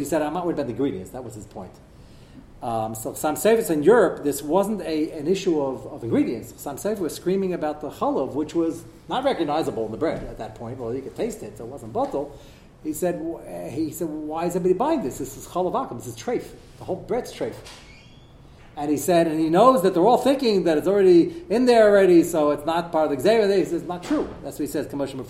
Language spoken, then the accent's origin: English; United States; I'm an American